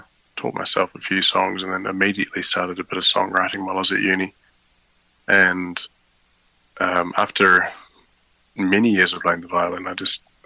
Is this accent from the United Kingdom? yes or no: no; New Zealand; moved away as an adult; now in The Hague, Netherlands; I was born in New Zealand